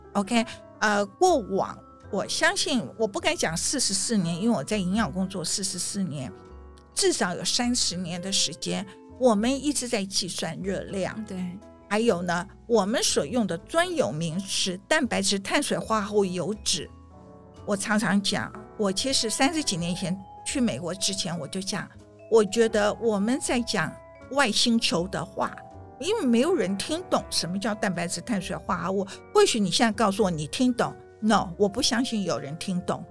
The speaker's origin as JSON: {"language": "Chinese", "country": "Taiwan", "moved": "yes", "lives_now": "New York, United States", "said": "我们台湾人很含蓄"}